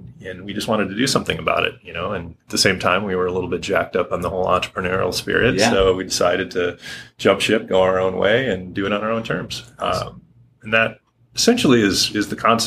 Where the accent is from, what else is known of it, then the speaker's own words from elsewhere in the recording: Harbor Springs, Michigan, United States; moved away as an adult; also born or lived in Grosse Pointe, Michigan / Grand Rapids, Michigan; now in Hood River, United States; born and raised in Michigan